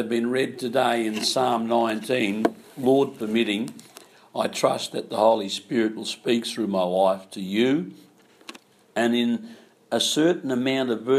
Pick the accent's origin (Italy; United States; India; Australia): Australia; Naracoorte, South Australia; I was coming from Narra Court in South Australia. You may never heard of that place, but that's over the border there where Ed Wanganeen comes from.